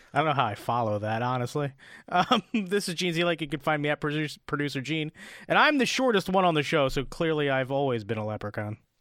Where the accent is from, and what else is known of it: Delaware, United States; born or raised there